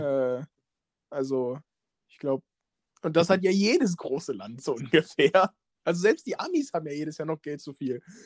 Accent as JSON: {"language": "German", "town": "Schweich", "region": "Rhineland-Palatinate", "country": "Germany", "tie": "born or raised there", "said": "in meiner Heimatstadt"}